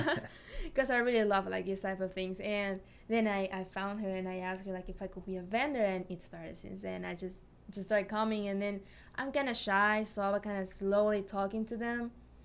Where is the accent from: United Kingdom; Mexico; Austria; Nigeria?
Mexico; moved away as an adult; now in Covington, United States; So I'm from Mexico. I just moved here like 5 months ago.